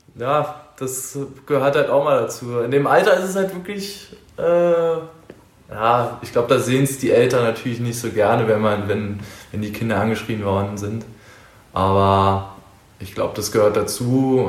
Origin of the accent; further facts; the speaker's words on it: Berlin, Germany; moved away as an adult; now in Dresden, Germany; ich bin gemütiger Berliner. Äh, so in Nordberlin, in Reinigendorf wurde ich, oder im Wedding wurde ich geboren damals